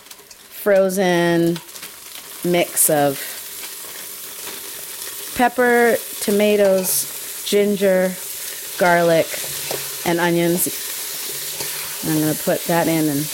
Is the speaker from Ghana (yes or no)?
yes; Ghana; now in Canada; I was born in Ghana and I am an African-Canadian in that I still have roots to Africa.